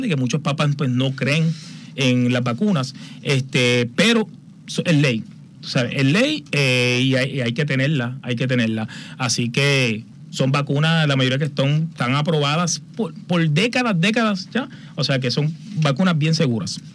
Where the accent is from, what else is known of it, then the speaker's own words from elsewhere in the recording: Aguas Buenas, Puerto Rico; Yo salgo, yo soy de Agua Buena, natural.